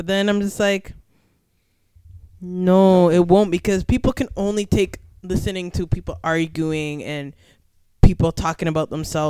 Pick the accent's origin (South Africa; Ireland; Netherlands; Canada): Canada; Scarborough, Ontario; born there; I was born in Scarborough.